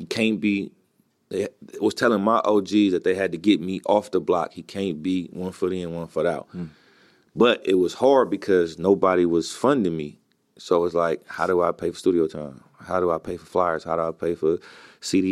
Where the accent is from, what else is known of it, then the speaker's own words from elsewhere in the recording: Oakland, California, United States; growing up in East Oakland